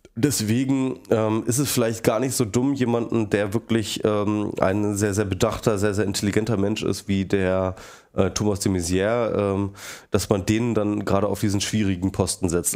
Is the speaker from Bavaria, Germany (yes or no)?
no; Hanover, Lower Saxony, Germany; moved away; In Hannover, meiner ehemaligen Heimatstadt. Ich komme aus Hannover übrigens. Ähm, bin da geboren worden